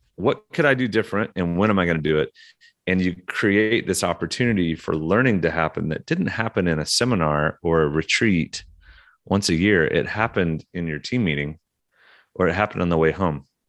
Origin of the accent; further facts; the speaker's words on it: Oklahoma, United States; moved away; also born or lived in Russia / Atlanta / London; I'm from Oklahoma